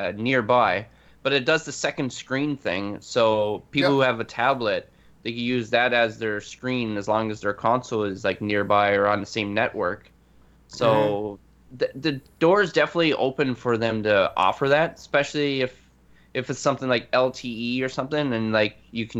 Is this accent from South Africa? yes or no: no; Canada; I'm Canadian.